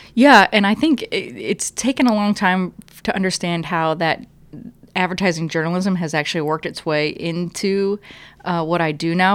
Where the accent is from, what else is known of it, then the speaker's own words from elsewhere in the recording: Ohio, United States; moved away as an adult; now in Richmond, United States; I grew up in Ohio